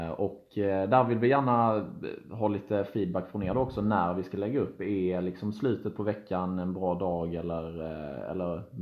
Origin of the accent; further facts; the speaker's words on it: Helsingborg, Skåne, Sweden; now in Stockholm, Sweden; jag är från Helsingborg, vi båda är från Helsingborg. Skulle jag sagt ja. Eh, och eh, bor i Stockholm nu.